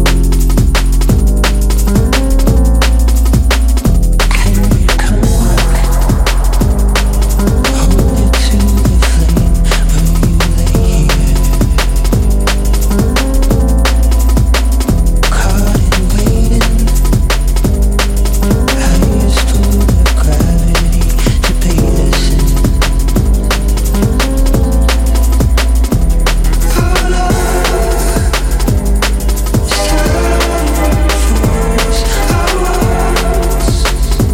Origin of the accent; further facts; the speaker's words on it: Prague, Czechia; we are from Prague